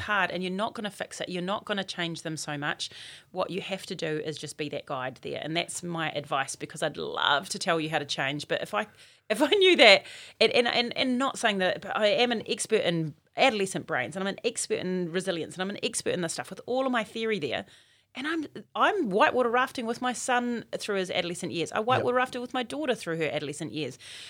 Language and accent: English; Auckland, New Zealand; I'm from West Auckland.